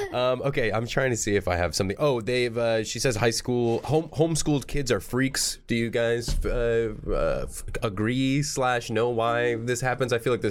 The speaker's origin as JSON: {"language": "English", "region": "South Florida", "country": "United States", "tie": "born or raised there", "also_born_or_lived": "Boston", "moved": "as an adult", "lives_now": "Los Angeles, United States", "said": "I was in Boston for 4, and then I was in South Florida the rest of my life. But my parents are from Argentina, so I feel like my English is wrong."}